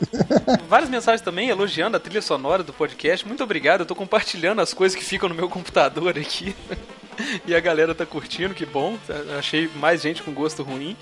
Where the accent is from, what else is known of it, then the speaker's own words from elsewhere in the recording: Juiz de Fora, Minas Gerais, Brazil; eu sou carioca do Brejo aqui, né, que Juiz de Fora fica bem mais perto do Rio do que de BH